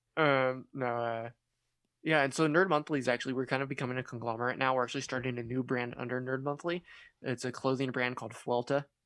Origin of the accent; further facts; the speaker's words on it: California, United States; I'm from California